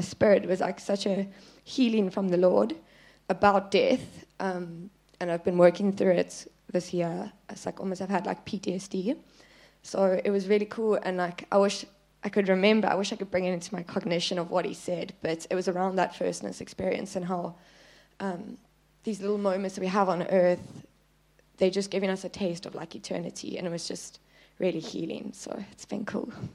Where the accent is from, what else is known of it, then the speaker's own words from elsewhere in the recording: Plettenberg Bay, Western Cape, South Africa; I'm from Plet